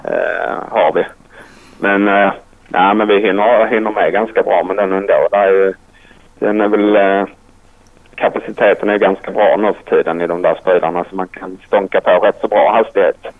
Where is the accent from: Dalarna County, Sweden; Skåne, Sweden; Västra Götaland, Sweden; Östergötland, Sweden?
Skåne, Sweden; near Ystad; now in Tumba, Sweden; Jag är uppvuxen nära Ystad, så långt ner som möjligt i princip